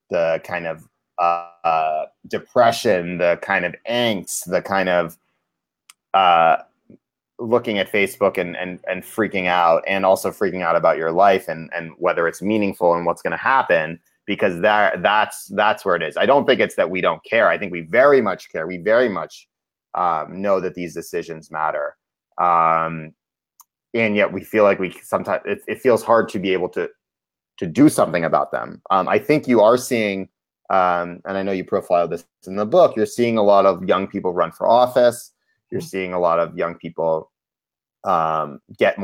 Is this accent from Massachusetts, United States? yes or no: yes; Cambridge, Massachusetts, United States; I grew up in Cambridge, Massachusetts, which is a progressive place